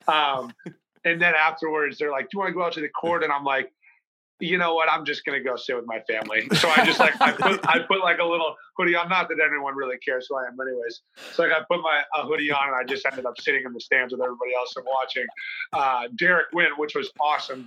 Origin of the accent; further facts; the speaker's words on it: Northeast, United States; moved away as an adult; also born or lived in Midwest; now in Miami, United States; growing up in the Northeast